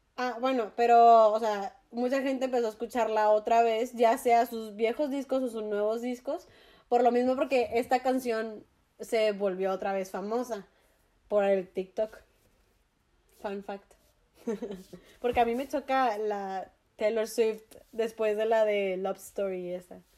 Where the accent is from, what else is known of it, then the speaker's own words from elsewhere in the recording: Mexico; como mexicanos